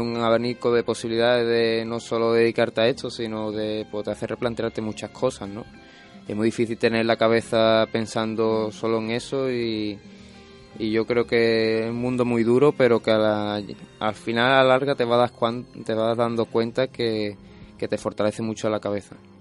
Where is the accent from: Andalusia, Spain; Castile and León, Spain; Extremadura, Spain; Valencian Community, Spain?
Andalusia, Spain; El Puerto de Santa María; a mí me cerraron las puertas de, de mi plaza dos años consecutivos